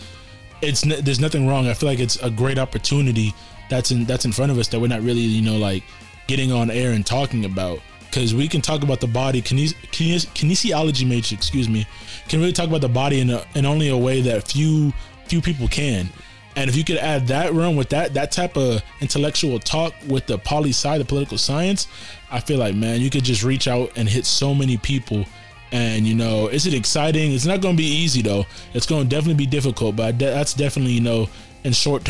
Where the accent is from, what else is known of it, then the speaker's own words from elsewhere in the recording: California, United States; also born or lived in St. Louis, Missouri; Moved out to Cali, though, when I was three